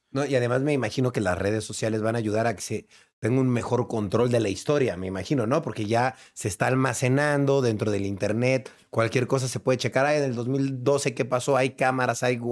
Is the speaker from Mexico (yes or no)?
yes; Mexico; encanta la historia de mi país